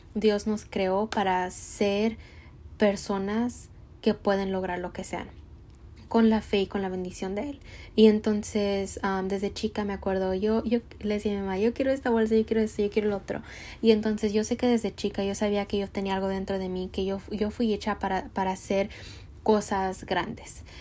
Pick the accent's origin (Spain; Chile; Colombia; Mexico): Mexico; soy mexicana